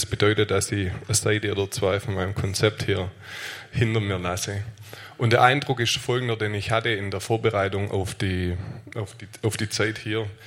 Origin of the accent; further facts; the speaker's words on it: Aalen, Baden-Württemberg, Germany; ich komme aus Aalen.